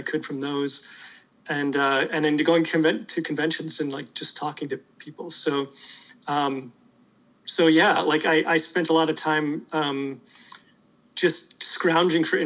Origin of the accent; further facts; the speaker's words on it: Welland, Ontario, Canada; I grew up in like a rural area near Niagara Falls. It's in a city called Welland